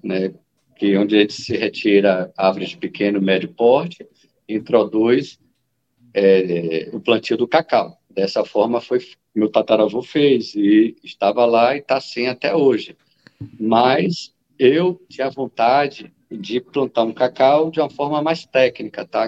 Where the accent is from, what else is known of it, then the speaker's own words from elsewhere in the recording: Salvador, Bahia, Brazil; moved away as an adult; now in Vale do Jequitinhonha, Brazil; Eu, na verdade, fui é, criado em Salvador, nasci em Salvador